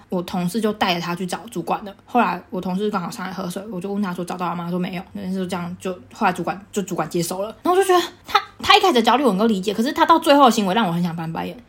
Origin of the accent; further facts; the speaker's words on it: Taichung, Taiwan; moved away as an adult; now in London, United Kingdom; 我还遇过一家人，他说他也是台中人， 哦 然后细问之下发现在我家后面那一条街